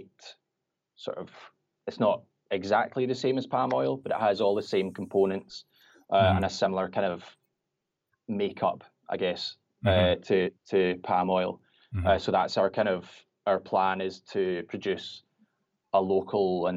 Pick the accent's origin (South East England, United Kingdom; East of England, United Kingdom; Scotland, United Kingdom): Scotland, United Kingdom; Glasgow; I'm from Glasgow in Scotland.